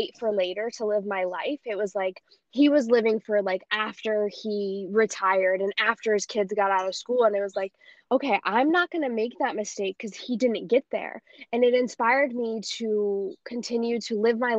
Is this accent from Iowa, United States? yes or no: yes; Iowa, United States; moved away as an adult; also born or lived in Colorado; now in Costa Rica; I grew up in Iowa